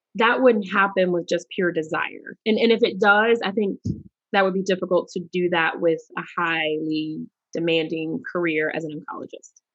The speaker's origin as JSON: {"language": "English", "town": "Charlotte", "region": "North Carolina", "country": "United States", "tie": "born or raised there", "said": "I'm from Charlotte, North Carolina, and we had a minority achievement programs."}